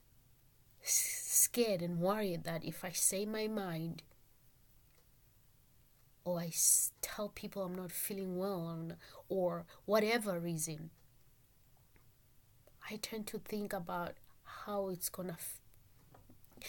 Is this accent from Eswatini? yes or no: yes; Eswatini; moved away as an adult; now in Salem, Oregon, United States; My country where I come from, I'm from Swaziland, by the way, which has been changed 2018 to be a Swatini